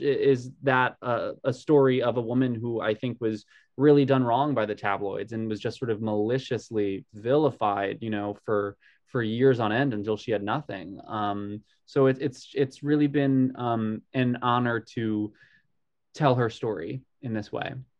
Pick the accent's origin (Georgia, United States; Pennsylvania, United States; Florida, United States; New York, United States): New York, United States; Long Island; I grew up on Long Island, which is, you know, a 40 minute train ride from the city